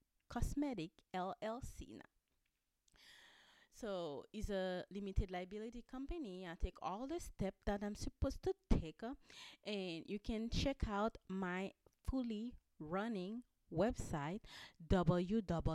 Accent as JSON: {"language": "English", "country": "Haiti", "said": "I'm from Haiti."}